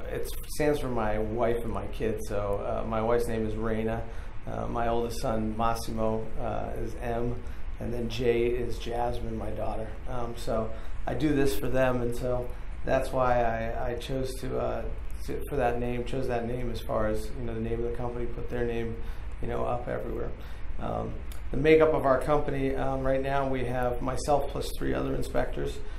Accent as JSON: {"language": "English", "region": "California", "country": "United States", "tie": "born there", "also_born_or_lived": "New York / Boston / Ireland / Budapest", "lives_now": "Northern Virginia, United States", "said": "I was born in California. We lived in New York. Uh, we also lived in Boston, Ireland, Budapest, uh, and then finally ended up in Northern Virginia."}